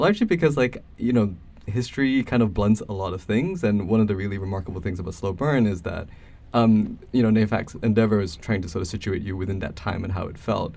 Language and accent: English; Malaysia; moved away as an adult; now in United States; I'm not American. I grew up in Malaysia until I was eighteen